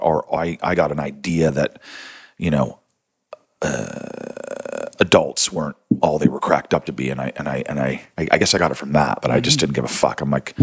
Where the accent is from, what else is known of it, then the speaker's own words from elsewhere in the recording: Niagara-on-the-Lake, Ontario, Canada; also born or lived in St. Catharines, Ontario; now in Toronto, Canada; I grew up in the Niagara region in Ontario, wine region